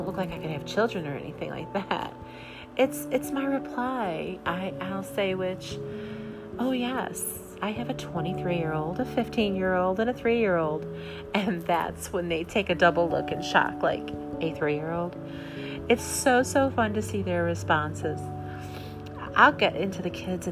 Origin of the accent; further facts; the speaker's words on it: Midwest, United States; I'm a mom from the Midwest